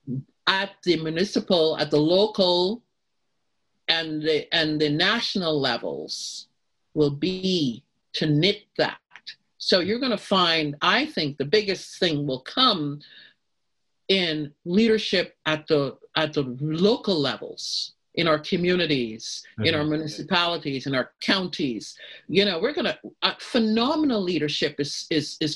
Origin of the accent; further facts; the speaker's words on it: United States; being an American